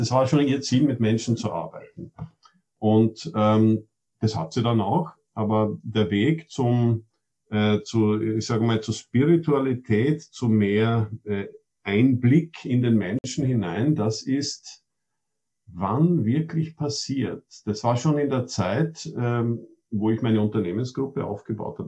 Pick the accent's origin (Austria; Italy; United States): Austria; ich bin Österreicher, aber Schwedisch, wenn ich will, schalte ich um und bin Schwede